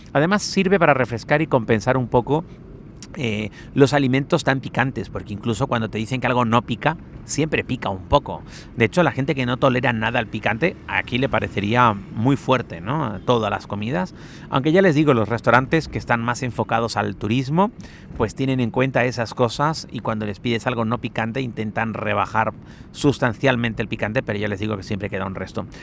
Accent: Spain

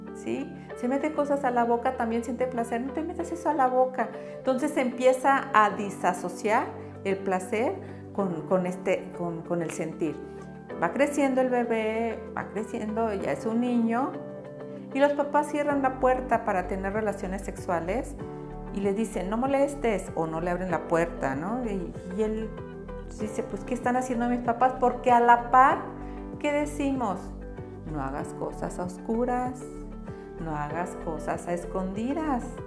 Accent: Chihuahua, Mexico; moved away; also born or lived in central/southern Mexico; Yo vengo del norte, yo vengo de Chihuahua y allá yo cuando crecí

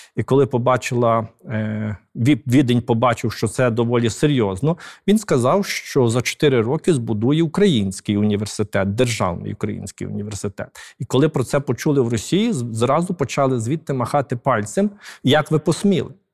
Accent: Galicia, Ukraine; ми галичани

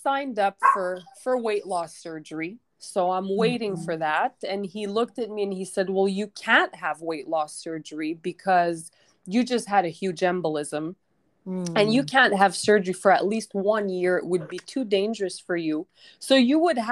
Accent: Quebec, Canada; moved away as an adult; now in Mexico; I'm originally from Quebec, Canada

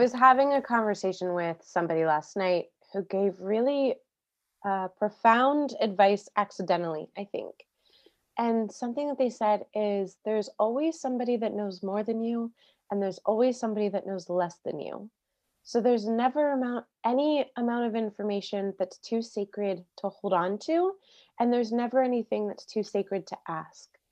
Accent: Maryland, United States; moved away as an adult; also born or lived in Florida; now in California, United States; I grew up in Maryland outside D C.

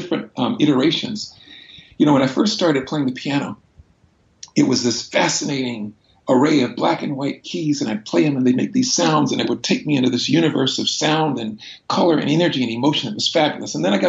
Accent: Brunswick, Georgia, United States; I was born in Brunswick, Georgia, southeast corner of the state of Georgia in the 1960s

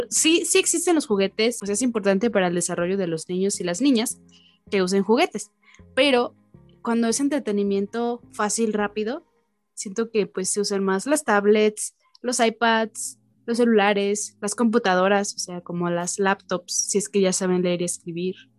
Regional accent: Mexico; los mexicanos estamos tan acostumbrados

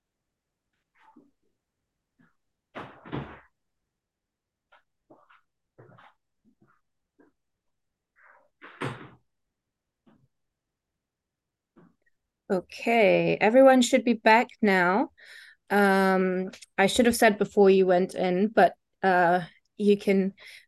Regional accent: New Zealand; I am a New Zealander and I live with my dog, Billy

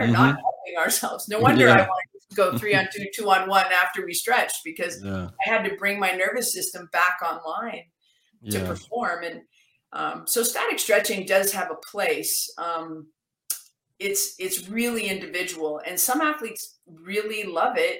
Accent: Canada; I'm actually Canadian

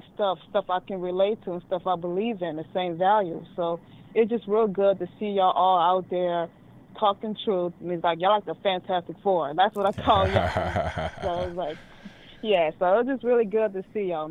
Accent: the South, United States; now in New Orleans, United States; growing up in the South as a Black American, I was raised on conservative views

